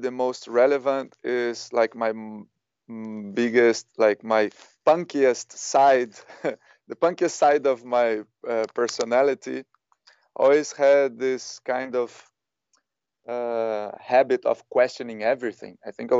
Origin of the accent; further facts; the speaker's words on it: Brazil; also born or lived in Ibiza, Spain / Spain; now in Berlin, Germany; I was born in Brazil, but then I came to Europe in 2003, more specifically Ibiza.